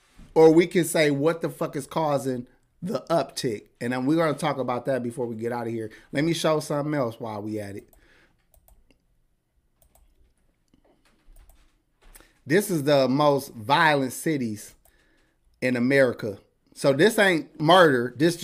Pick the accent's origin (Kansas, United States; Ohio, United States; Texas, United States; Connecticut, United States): Connecticut, United States; New Haven; Yes, I'm from Connecticut. He said, gun waving New Haven.